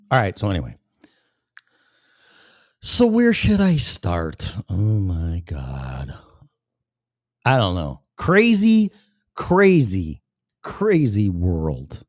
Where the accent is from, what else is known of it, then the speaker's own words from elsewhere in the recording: Illinois, United States; my home state of Illinois